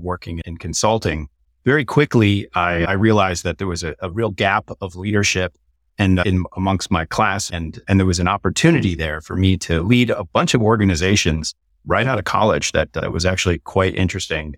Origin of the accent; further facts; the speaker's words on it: Detroit, Michigan, United States; also born or lived in Massachusetts / Silicon Valley; now in Austin, United States; I was born in Detroit, Michigan, and, uh, both of my parents were entrepreneurs